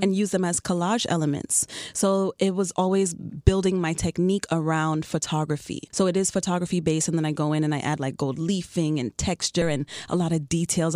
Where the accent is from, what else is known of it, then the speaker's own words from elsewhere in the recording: New York City, New York, United States; also born or lived in Chicago; now in Miami, United States; I've been in South Florida for ten years now, but I'm originally from Queens, New York